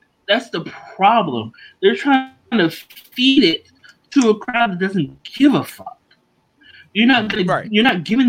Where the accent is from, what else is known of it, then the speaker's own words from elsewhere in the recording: Brooklyn, New York, United States; Nah, we're from Brooklyn.